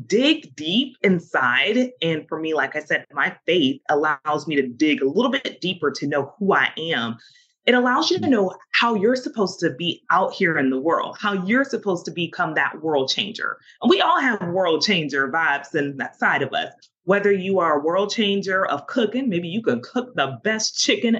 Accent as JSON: {"language": "English", "region": "the South", "country": "United States", "said": "I'm from the South"}